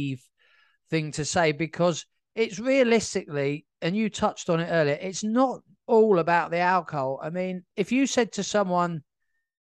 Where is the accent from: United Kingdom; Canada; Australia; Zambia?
United Kingdom; South Coast, England; I was born in 1980 on the South Coast.